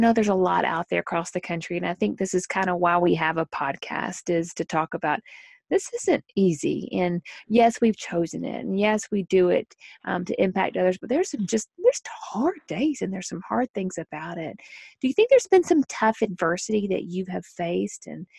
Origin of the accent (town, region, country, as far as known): Tennessee, United States; born or raised there